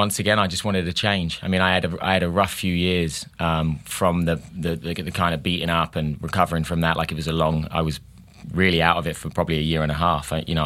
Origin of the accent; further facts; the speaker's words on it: Hastings, South East England, United Kingdom; Yes, no, I really am from Hastings.